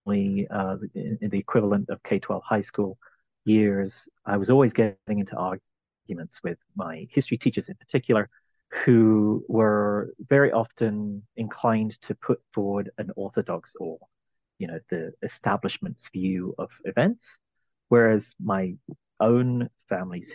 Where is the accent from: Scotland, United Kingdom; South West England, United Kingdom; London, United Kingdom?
London, United Kingdom; now in Arizona, United States; I was born in London, in England. I'm originally from the British Isles